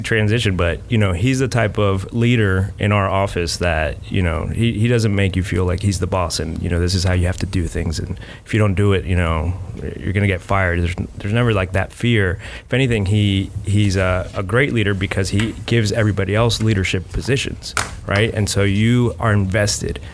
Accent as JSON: {"language": "English", "region": "South Florida", "country": "United States", "lives_now": "Gainesville, United States", "said": "I am from South Florida. Uh, I came here for school"}